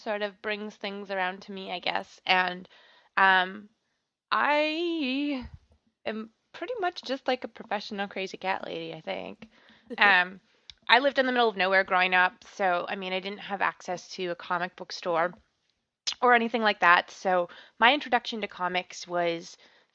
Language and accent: English; Canada